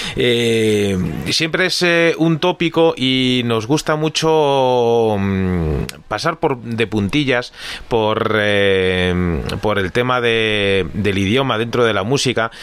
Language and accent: Spanish; Galicia, Spain; que somos eh, gallegos